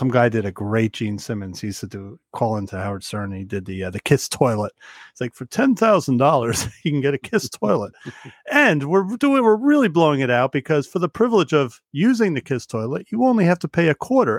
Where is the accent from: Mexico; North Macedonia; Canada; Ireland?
Ireland; I was going to say I'm Irish. I can't do it, but obviously Scott could do it.